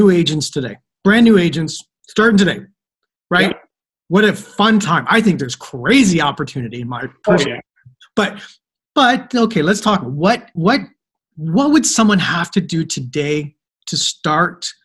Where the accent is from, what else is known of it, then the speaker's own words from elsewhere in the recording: Canada; accent: Canadian; also born or lived in Southern Ontario; I feel like I'm Canadian, which I am. I had an American yell at me the other day. You sound so Canadian. I am Canadian